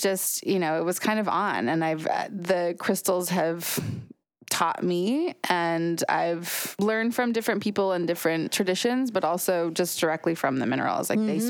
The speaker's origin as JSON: {"language": "English", "region": "Utah", "country": "United States", "tie": "born or raised there", "said": "I grew up in Utah. Mm-hmm. So I grew up in the mountains in Utah. And it's a really mineral-rich location."}